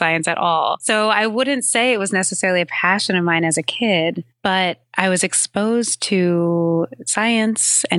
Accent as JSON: {"language": "English", "town": "San Francisco", "region": "California", "country": "United States", "tie": "born or raised there", "moved": "yes", "lives_now": "New York, United States", "said": "Yeah, I'm definitely a Californian. I haven't lived there in quite some time now, but I was born in San Francisco"}